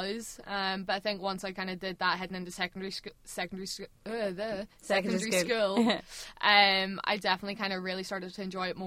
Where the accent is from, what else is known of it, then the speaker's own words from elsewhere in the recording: Larne, Northern Ireland, United Kingdom; I'm from Larne.